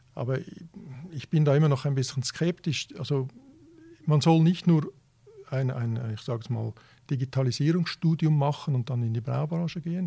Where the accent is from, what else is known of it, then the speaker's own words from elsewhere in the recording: Switzerland; also born or lived in Italy; ich bin ja, ja Italiener und Schweizer